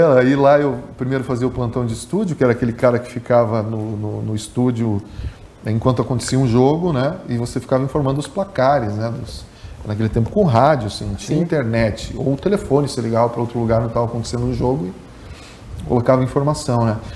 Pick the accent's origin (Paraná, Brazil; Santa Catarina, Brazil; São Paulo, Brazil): Santa Catarina, Brazil; Capinzal; also born or lived in Machadinho, Rio Grande do Sul; now in Joaçaba, Brazil; eu nasci em Machadinho, no Rio Grande do Sul, ali pertinho da divisa uhum. aqui com Santa Catarina, né? E de lá, muito pequenininho já, minha família veio para Capinzal